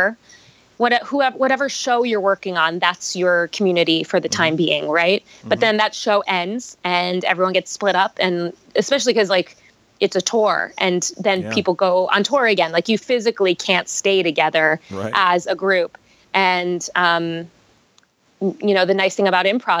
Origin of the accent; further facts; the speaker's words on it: Boca Raton, Florida, United States; moved away as an adult; also born or lived in Boston / Toronto; I grew up in Boca Raton, Florida